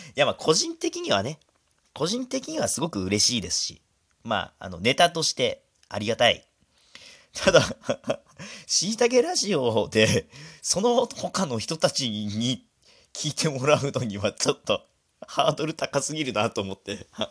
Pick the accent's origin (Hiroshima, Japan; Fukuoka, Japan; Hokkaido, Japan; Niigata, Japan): Hokkaido, Japan; 僕ら道民